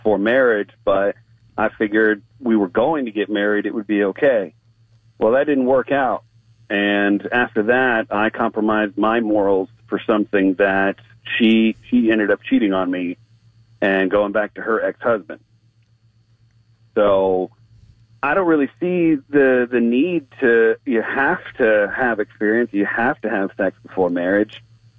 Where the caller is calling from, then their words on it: Destin, Florida, United States; I'm calling from Destin.